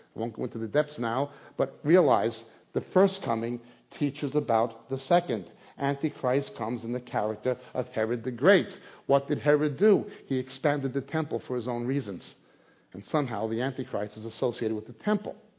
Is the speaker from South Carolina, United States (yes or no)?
no; New York, United States; now in England; I was born in New York. Uh, my family are Israeli. I live presently in England